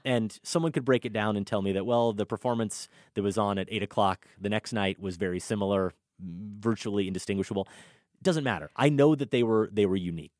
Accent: Iowa, United States; growing up in Iowa in the eighties and nineties

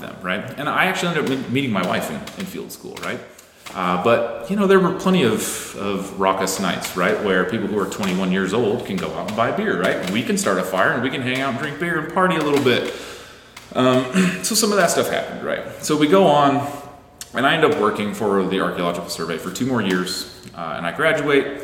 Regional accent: Indiana, United States; I grew up in Indiana

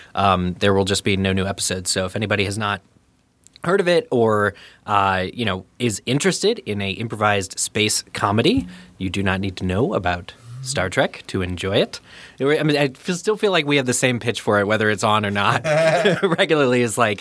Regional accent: Pennsylvania, United States; that was my first time ever coming to Chicago, because I grew up in Eastern PA. Pennsylvania for international listeners.

